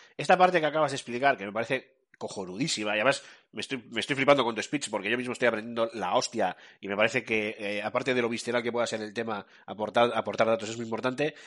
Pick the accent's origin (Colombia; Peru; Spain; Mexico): Spain; Como somos un país, somos españoles